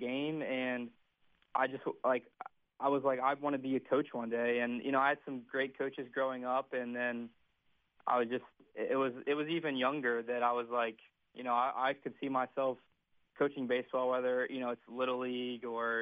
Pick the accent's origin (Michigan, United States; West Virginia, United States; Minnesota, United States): West Virginia, United States; Berkeley Springs; moved away as an adult; I grew up in Berkeley my whole life, and I played at Berkeley Springs for 4 years